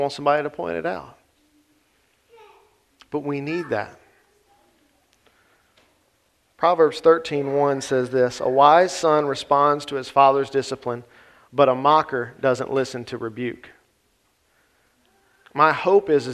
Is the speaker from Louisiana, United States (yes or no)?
yes; Grant Parish, Louisiana, United States; I grew up in Grant Parish